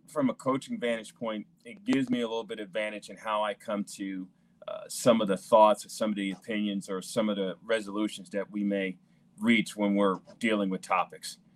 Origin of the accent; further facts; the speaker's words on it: New York City, New York, United States; now in St. Louis, United States; both myself and my wife grew up in New York City